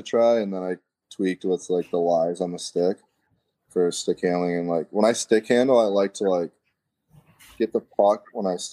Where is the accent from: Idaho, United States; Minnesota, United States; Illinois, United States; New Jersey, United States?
Minnesota, United States; Burnsville; growing up in Burnsville, there's this place across the parking lot from the arena